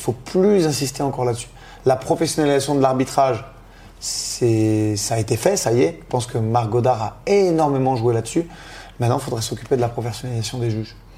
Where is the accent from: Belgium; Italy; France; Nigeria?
France; étant d'origine italienne, de nationalité française